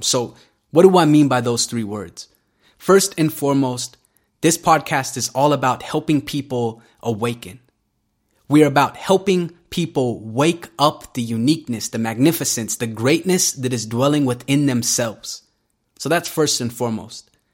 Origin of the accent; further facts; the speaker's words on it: Salt Lake City, Utah, United States; I grew up in this very unique part of America called Salt Lake City, Utah